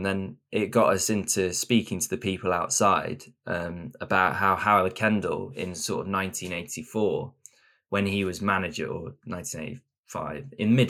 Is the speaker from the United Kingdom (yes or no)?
yes; England, United Kingdom; now in Östersund, Sweden; then you get a sort of reputation as the English people, or those two sort of strange, short English blokes.